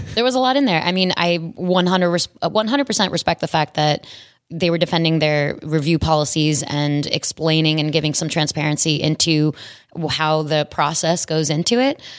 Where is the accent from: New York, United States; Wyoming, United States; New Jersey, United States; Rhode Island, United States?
New York, United States; New York City; Queens, New York. I'm from Queens, New York